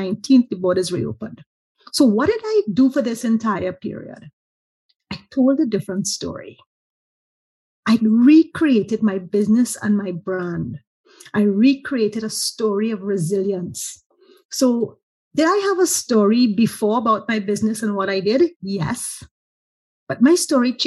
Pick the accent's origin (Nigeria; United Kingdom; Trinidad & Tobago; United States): Trinidad & Tobago; as a Trinidadian